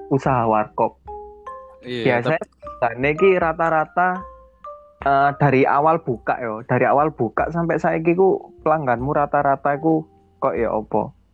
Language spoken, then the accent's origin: Indonesian; Surabaya, East Java, Indonesia; now in Malang, Indonesia; ya masih ya aku warga Surabaya sih tapi aku berkhianat deng